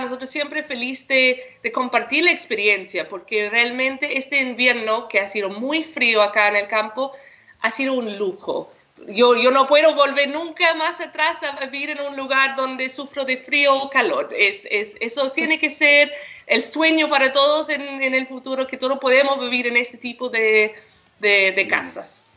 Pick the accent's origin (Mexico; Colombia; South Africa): South Africa; now in Chile; Yo soy de Sudáfrica y crecí en el campo ahí